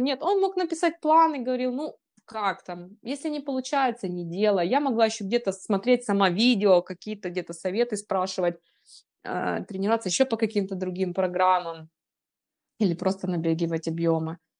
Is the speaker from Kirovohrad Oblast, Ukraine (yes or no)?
yes; Kropyvnytskyi, Kirovohrad Oblast, Ukraine; Я ж сама из Крапивницкого, с Кировограда раньше переименовали его уже